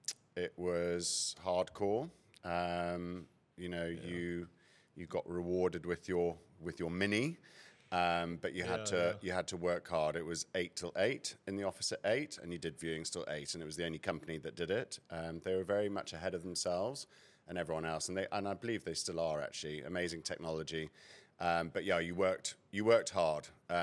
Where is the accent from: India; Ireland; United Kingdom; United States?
United Kingdom; moved away as an adult; now in Cape Town, South Africa; So I actually grew up here and schooled here till I was 8. I was shipped off to boarding school in the UK.